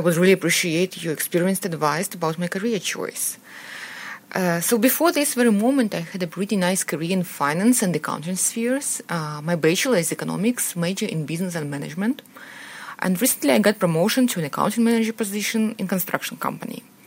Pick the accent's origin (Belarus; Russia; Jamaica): Belarus; moved away as an adult; now in San Francisco Bay Area, United States; originally, I'm from Belarus, Central Europe, and, um, two years ago, I moved to San Francisco Bay Area